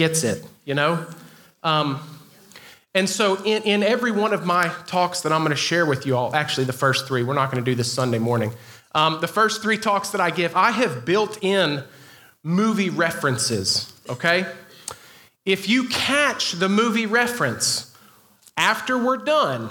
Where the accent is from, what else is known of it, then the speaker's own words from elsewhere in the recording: the South, United States; I am from the South